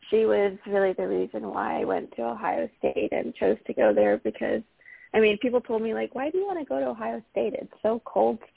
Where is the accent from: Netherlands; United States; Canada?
Canada; Calgary, Alberta; I'm from Calgary, Alberta. So really close to Banff